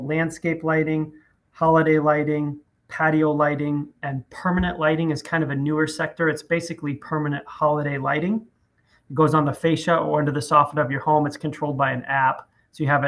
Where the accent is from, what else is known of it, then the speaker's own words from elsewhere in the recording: South Dakota, United States; grew up in South Dakota. Not a lot of people meet someone from there.